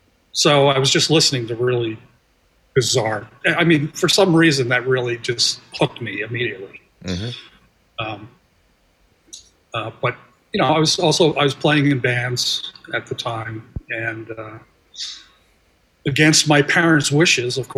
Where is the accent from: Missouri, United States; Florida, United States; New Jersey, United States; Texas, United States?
New Jersey, United States; I grew up in New Jersey